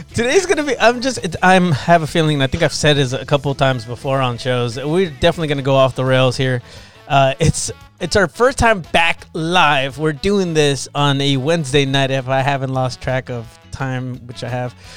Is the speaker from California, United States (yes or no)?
yes; Imperial Valley, California, United States; I'm from Imperial Valley